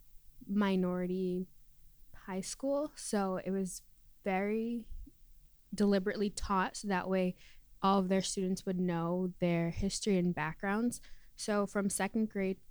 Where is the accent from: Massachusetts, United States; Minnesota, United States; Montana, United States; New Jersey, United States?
Massachusetts, United States; I'm from Massachusetts